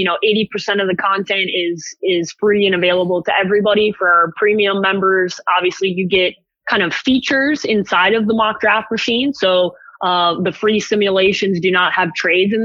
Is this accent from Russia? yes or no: no; Chicago, Illinois, United States; I grew up in Chicago